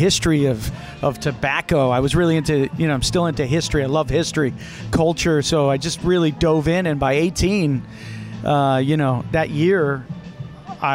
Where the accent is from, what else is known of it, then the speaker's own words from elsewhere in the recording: New Haven, Connecticut, United States; I was born in New Haven, Connecticut. Actually, Little Italy there